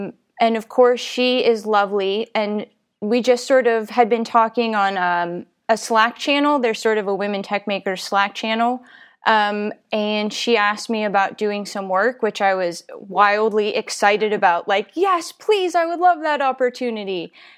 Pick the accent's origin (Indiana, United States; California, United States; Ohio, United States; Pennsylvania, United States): Pennsylvania, United States; And I was like, I'm from Western Pennsylvania.